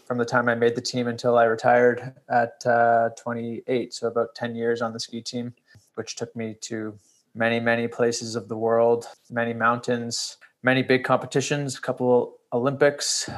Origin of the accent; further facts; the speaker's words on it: Toronto, Ontario, Canada; I grew up here in Toronto and was introduced to skiing at a very young age there